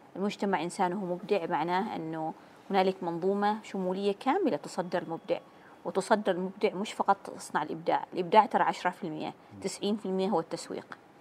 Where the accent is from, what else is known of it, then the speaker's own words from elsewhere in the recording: Oman; نحن كعمانيين